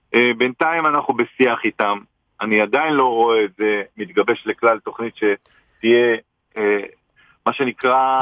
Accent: Israel; נולדתי במדינה הזאת, אני גאה לחיות בה ולגדל את ילדיי

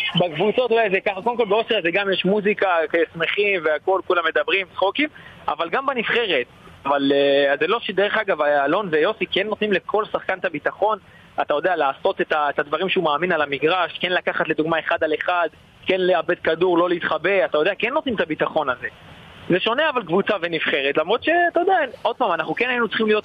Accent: Eilat, Southern District, Israel; moved away as an adult; now in Austria; אני ילד אילתי

